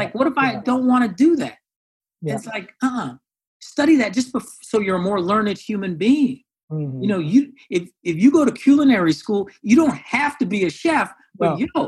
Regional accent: California, United States; also born or lived in Iowa; I was born there. Eventually, my parents split up, moved out to California, the Bay Area, and then Sacramento, et cetera.

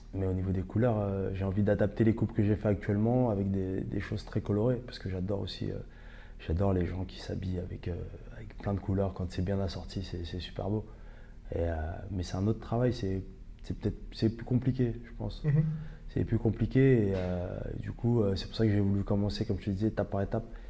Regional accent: Ivry-sur-Seine, Île-de-France, France; on a grandi ensemble à Ivry

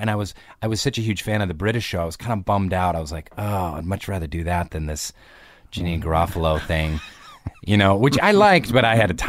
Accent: Seattle, Washington, United States; Suburban Seattle. I did.

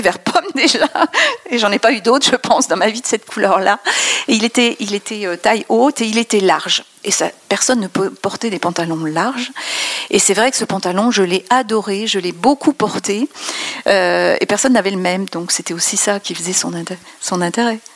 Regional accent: France; je suis pas parisienne, hein, comme tu le sais, mais euh, j'ai voyagé à l'étranger et quand on dit qu'on est française

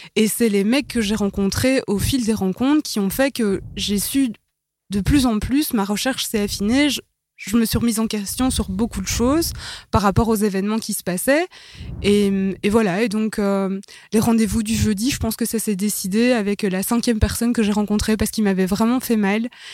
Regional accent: Brussels, Brussels-Capital Region, Belgium; je suis bruxelloise, vous allez l'entendre de toute façon.

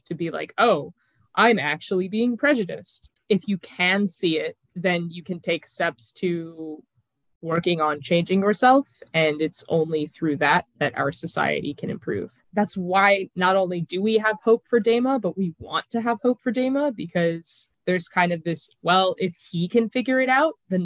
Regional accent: New Mexico, United States; also born or lived in Louisiana; When I was 5, we moved to New Mexico

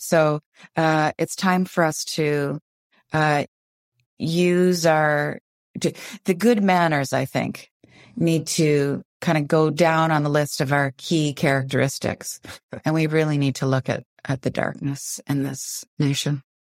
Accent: Windsor, Ontario, Canada; now in Vancouver, Canada; I grew up in Windsor, Ontario, and it was just a ten-minute ride across the Ambassador Bridge to Detroit, Michigan

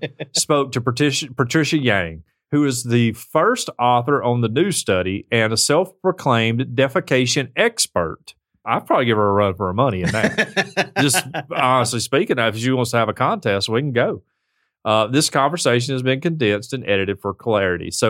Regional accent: United States; Just because I'm American

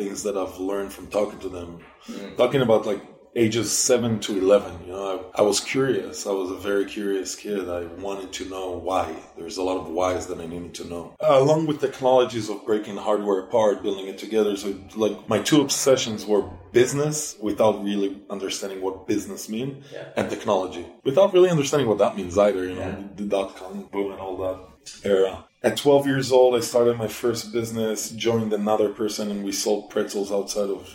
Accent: Israel; also born or lived in Singapore / Belgium / Germany / Sweden; now in United States; I'm from Israel originally

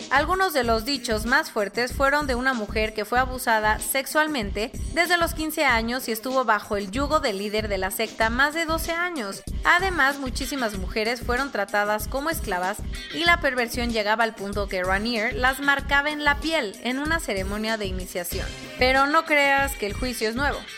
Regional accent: Mexico

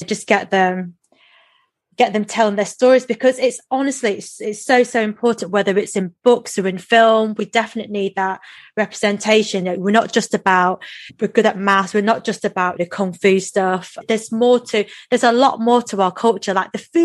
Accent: Macclesfield, North West England, United Kingdom; when I was growing up in Macclesfield

